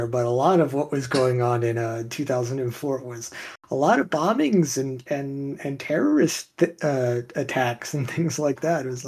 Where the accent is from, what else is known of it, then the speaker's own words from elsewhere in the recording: Texas, United States; I'm from Texas